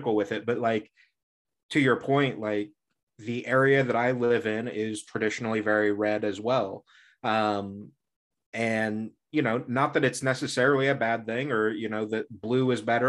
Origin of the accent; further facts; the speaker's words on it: Indiana, United States; I grew up in Indiana, so Midwest